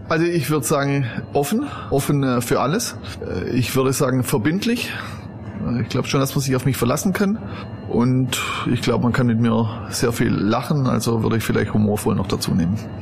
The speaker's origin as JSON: {"language": "German", "area": "Stuttgart area", "region": "Baden-Württemberg", "country": "Germany", "tie": "born or raised there", "also_born_or_lived": "Cologne / Westallgäu", "first_language": "German", "moved": "as an adult", "lives_now": "Wolfsberg, Austria", "said": "Ich bin in Süddeutschland äh, aufgewachsen, im Gürtel von äh, Stuttgart"}